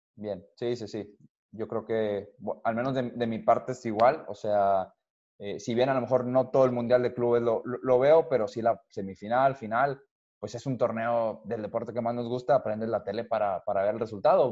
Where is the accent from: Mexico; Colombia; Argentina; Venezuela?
Mexico; yo siendo mexicano